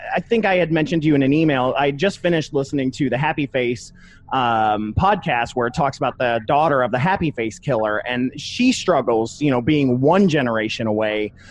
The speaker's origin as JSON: {"language": "English", "town": "Toledo", "region": "Ohio", "country": "United States", "said": "I'm from Toledo, Ohio"}